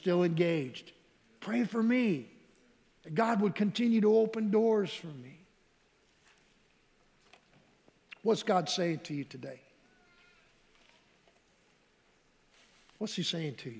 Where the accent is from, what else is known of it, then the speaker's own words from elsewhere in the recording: Michigan, United States; we grew up in Michigan